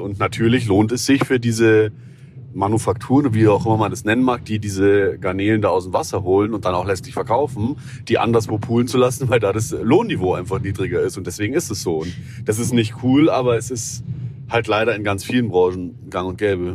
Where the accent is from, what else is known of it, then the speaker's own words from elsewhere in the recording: Southern Germany, Germany; ich bin ja aus dem Süden